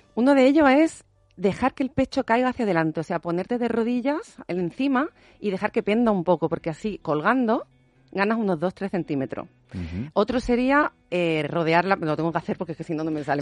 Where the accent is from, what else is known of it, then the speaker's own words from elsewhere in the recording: Andalusia, Spain; yo soy andaluza